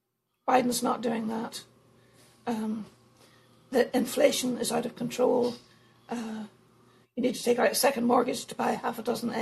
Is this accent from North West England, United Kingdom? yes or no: no; Northern Ireland, United Kingdom; I was born in Northern Ireland, which is part of Britain.